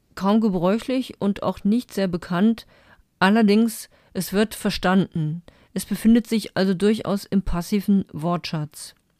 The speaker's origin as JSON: {"language": "German", "region": "Saarland", "country": "Germany", "said": "als Saarländerin"}